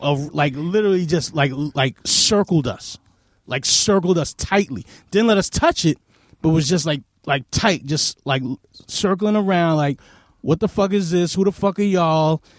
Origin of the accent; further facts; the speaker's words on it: New York City, New York, United States; I grew up in Queens also